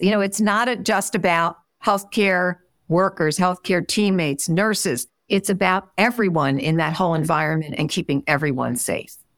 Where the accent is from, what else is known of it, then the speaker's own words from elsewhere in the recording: Philadelphia, Pennsylvania, United States; moved away; also born or lived in Midwest; I'm originally from Philadelphia, and when I went out to the Midwest